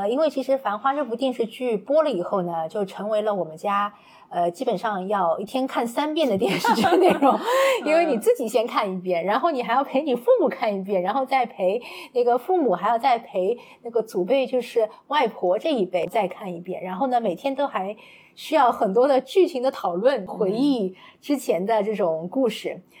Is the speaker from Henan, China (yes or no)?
no; Shanghai, China; 因为呃，我自己的话，其实一路从小到大都是在那个黄浦区